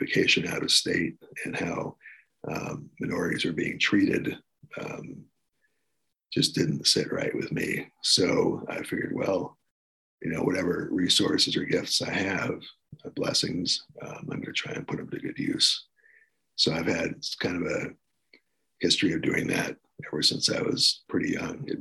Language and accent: English; New York City, New York, United States; moved away; also born or lived in Washington, D.C.; when I was growing up, I was in a upper middle class family, lived in New York City for most of the time.